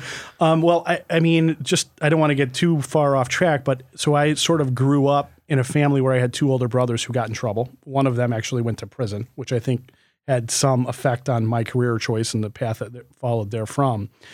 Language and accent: English; Livonia, New York, United States; growing up in Livonia, New York